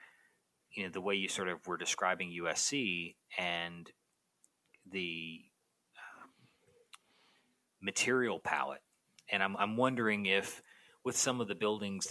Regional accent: Canada; my Canadian poor English, strange vocabulary, bad spelling self

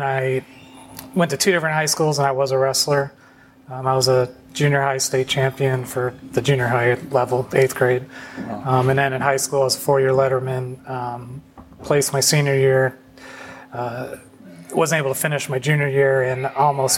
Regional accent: Phoenix, Arizona, United States; moved away as an adult; also born or lived in Salt Lake City, Utah; now in Savannah, United States; I was raised in Phoenix, Arizona. I moved there when I was 7. I was actually born in Salt Lake City, Utah

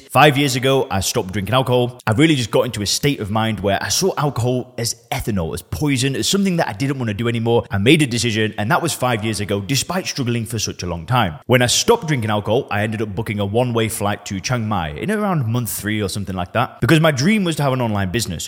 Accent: Lancashire, North West England, United Kingdom; moved away as an adult; now in Thailand; I'm from Lancashire. I'm from the northwest of England.

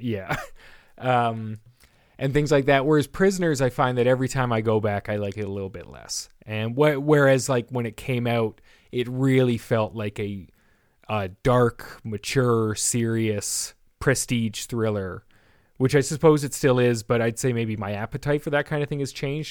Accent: Canada; a Canadian who took a couple years of French, uh, or mandatory French in, in school

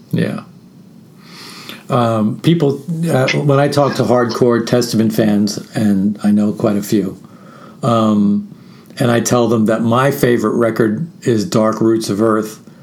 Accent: New York, United States; moved away as an adult; also born or lived in Brooklyn; now in Austin, United States; I'm born and bred in New York

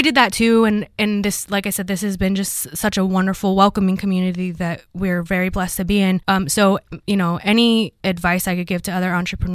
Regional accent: Hawaii, United States; moved away as an adult; now in Cookeville, United States; I grew up in Hawaii, and so it was very easy there to start a business because I knew everybody.

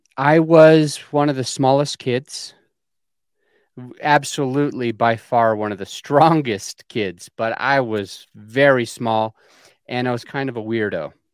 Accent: Utah, United States; I was born in Utah on a polygamous colony, a subsect of Mormonism

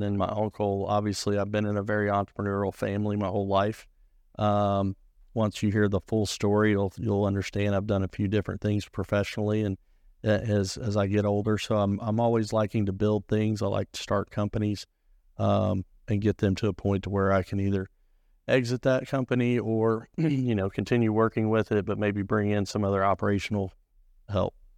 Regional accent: Springfield, Missouri, United States; I grew up in Springfield. That's where I was born and raised.

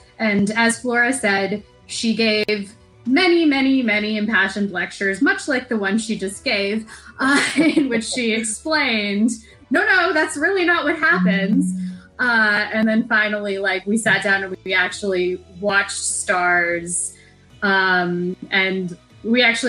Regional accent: United States; an American

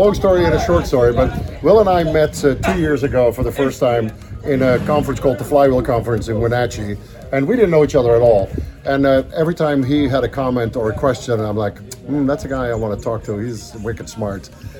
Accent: Ethiopia; because I grew up in Ethiopia. So I have a little piece of my heart was always left in Africa.

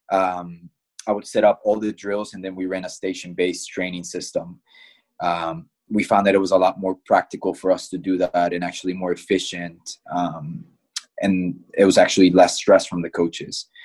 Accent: Midwest, United States; growing up in the Midwest, I think one of the biggest things that you hear about is Creighton soccer camps, right?

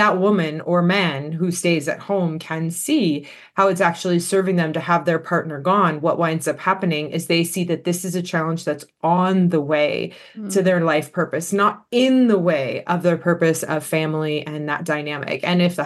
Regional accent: Los Angeles, California, United States; moved away as an adult; also born or lived in Australia; I actually am born and raised in the Los Angeles area in the United States

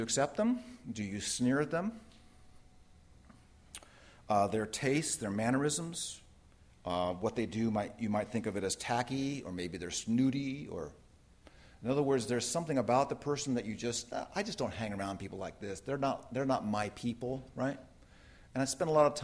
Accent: Redlands, California, United States; moved away; my hometown, Redlands, California

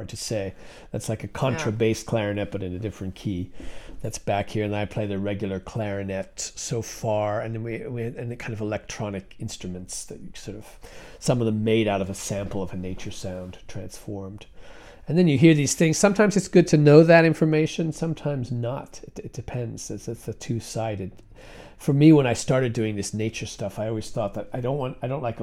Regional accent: Connecticut, United States; I grew up in Connecticut, kind of, outside New York City

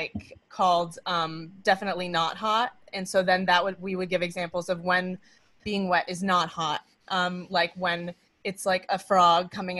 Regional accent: Maine, United States; now in New York City, United States; We're both from Maine, so we are, you know, set up to have the support of our family

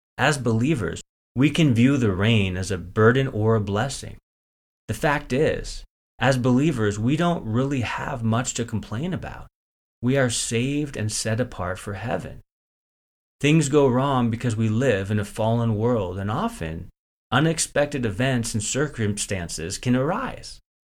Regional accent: Northern California, United States; I grew up in Northern California

